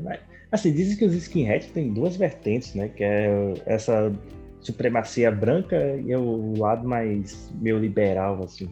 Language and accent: Portuguese; Americana, São Paulo, Brazil; na minha cidade natal, americana